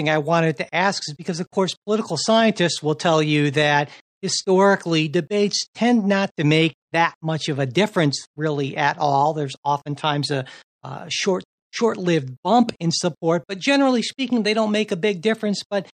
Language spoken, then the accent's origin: English; Cleveland, Ohio, United States; my hometown of Cleveland, Ohio.